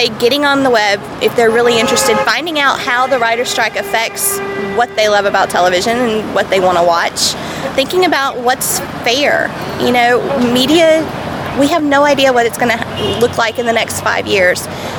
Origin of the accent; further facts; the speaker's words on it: Atlanta, Georgia, United States; Well, I know because I come from Atlanta, where a great deal of actors come out for pilot season.